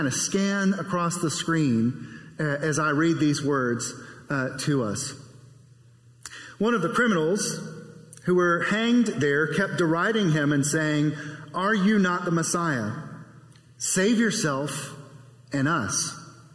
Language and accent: English; South Carolina, United States; I grew up in South Carolina, a lot of waterways and bridges.